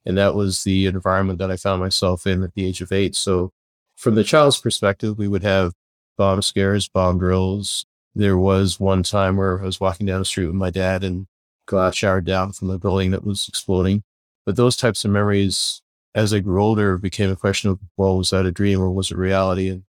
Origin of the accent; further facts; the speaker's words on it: Belfast, Northern Ireland, United Kingdom; born there; I was born in Belfast, Northern Ireland. I was the second child. My sister was born a year and a half before me.